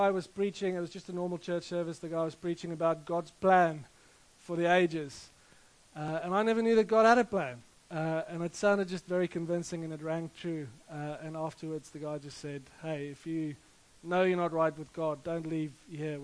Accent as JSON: {"language": "English", "town": "Rustenburg", "region": "North West", "country": "South Africa", "tie": "born or raised there", "moved": "yes", "said": "I grew up in South Africa in a little town called Rustenburg, which is close to Johannesburg in the north. And like any self-respecting Afrikaner"}